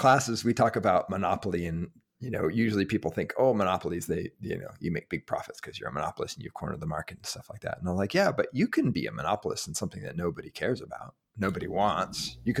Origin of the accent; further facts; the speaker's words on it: Wisconsin, United States; I grew up in Wisconsin